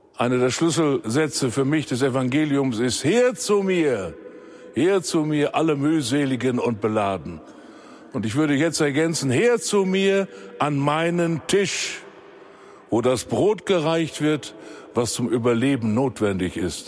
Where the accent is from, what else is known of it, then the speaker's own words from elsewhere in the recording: Germany; bei uns in Deutschland